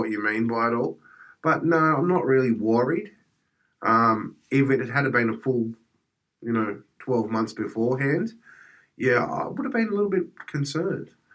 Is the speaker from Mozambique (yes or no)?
no; Australia; as an Australian